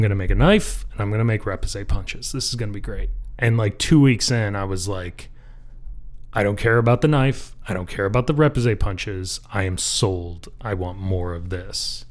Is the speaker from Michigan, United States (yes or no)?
yes; just north of Detroit, Michigan, United States; also born or lived in north of Traverse City, Michigan / Marquette, Michigan; I grew up just north of Detroit, uh, in the burbs